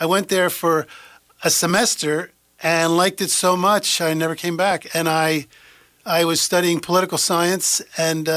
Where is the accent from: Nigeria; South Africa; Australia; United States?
United States; Philadelphia, Pennsylvania; born or raised there; moved away as an adult; also born or lived in Heidelberg, Germany; now in McMinnville, United States